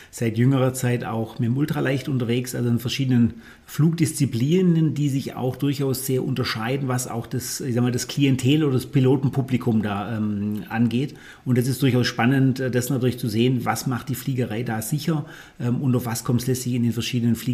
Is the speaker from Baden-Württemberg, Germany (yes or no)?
yes; Ravensburg, Baden-Württemberg, Germany; ich bin gebürtiger Ravensburger und bin auch wieder in Ravensburg ansässig